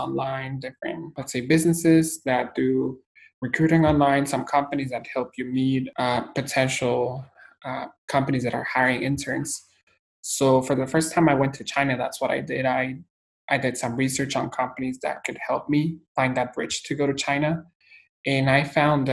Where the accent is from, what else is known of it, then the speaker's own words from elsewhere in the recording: Guatemala; moved away as an adult; also born or lived in El Salvador / Taipei, Taiwan; now in United States; I'm from Guatemala, Central America, born and raised.